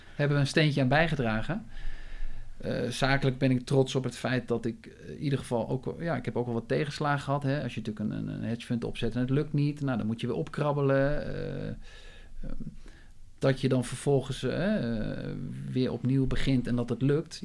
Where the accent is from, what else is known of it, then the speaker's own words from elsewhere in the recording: Maarssen, Utrecht, Netherlands; ik ben geboren in Utrecht, eh, toen vrij snel naar de, hè, de Phoenix-locatie uitgewaaid. Hè, zoals je nu ook weer ziet eh, in Maarsen. Maarsebroek.